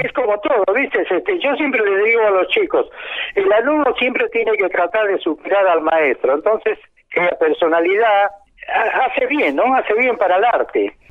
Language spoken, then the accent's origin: Spanish; Santiago del Estero, Argentina; Yo soy de Santiago del Estero.